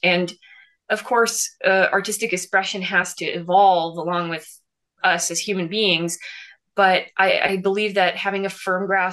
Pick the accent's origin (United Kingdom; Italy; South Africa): Italy; Florence, Tuscany; I was born and raised in Florence in Italy